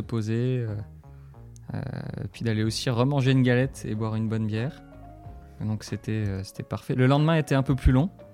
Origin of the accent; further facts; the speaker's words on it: Metz, Grand Est, France; je suis originaire de Metz euh, depuis toujours